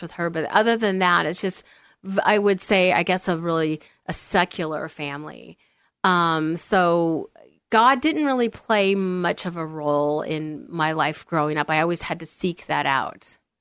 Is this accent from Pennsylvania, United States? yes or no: no; Olympia, Washington, United States; moved away; I grew up in Olympia, Washington. So not far from here.